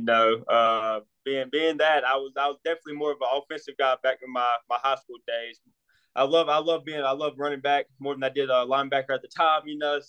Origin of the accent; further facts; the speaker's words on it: Alabama, United States; moved away; also born or lived in New Mexico; I'm down south, man, from Alabama.